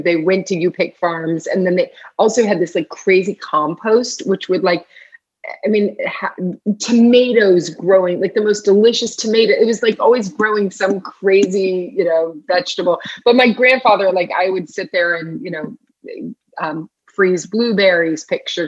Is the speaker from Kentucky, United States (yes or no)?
yes; Louisville, Kentucky, United States; I grew up in Louisville, Kentucky